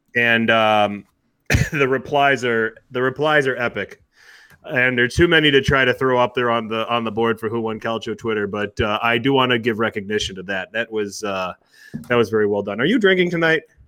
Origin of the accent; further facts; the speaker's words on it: Wisconsin, United States; I'm from Wisconsin. We're like the, we're the drunkest state in the union